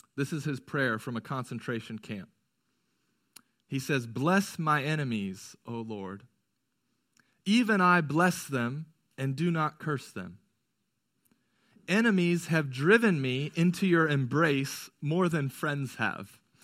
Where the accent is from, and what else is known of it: United States